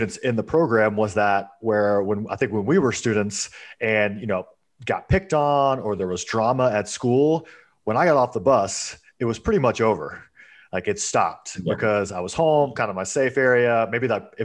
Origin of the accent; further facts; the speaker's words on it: Georgia, United States; I grew up in the Georgia education system